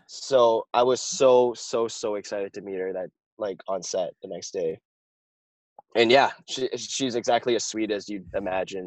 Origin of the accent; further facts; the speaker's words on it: Vancouver, British Columbia, Canada; I'm from Vancouver, BC